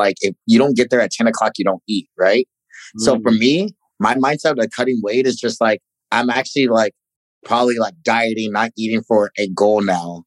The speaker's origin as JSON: {"language": "English", "town": "Ferguson", "region": "Missouri", "country": "United States", "tie": "born or raised there", "moved": "yes", "said": "growing up in Ferguson"}